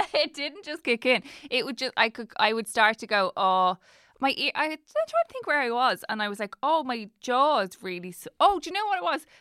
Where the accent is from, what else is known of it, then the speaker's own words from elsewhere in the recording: Dublin, Leinster, Ireland; I'm from Dublin